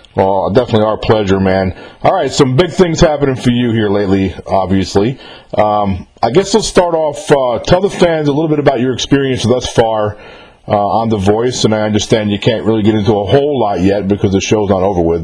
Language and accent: English; New York, United States; I'm from New York myself